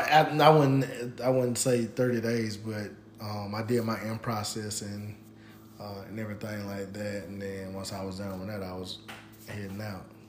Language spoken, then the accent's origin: English; Pensacola, Florida, United States; I'm from Pensacola, Florida